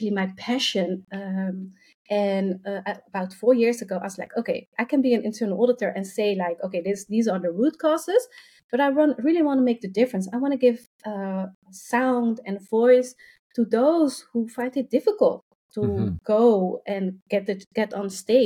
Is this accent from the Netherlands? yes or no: yes; Rotterdam, South Holland, Netherlands; I'm from the Netherlands. I have been born and raised in Rotterdam